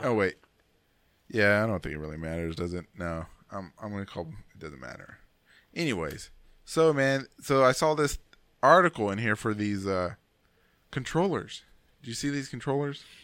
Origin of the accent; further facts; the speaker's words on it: United States; I'm American, man. I'm a big American